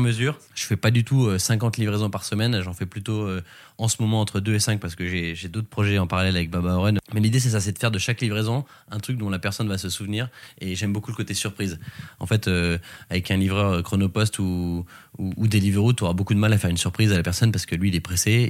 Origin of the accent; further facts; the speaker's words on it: Sologne, Centre-Val de Loire, France; now in Paris, France; une petite aventure en Sologne, euh, c'est ma région d'origine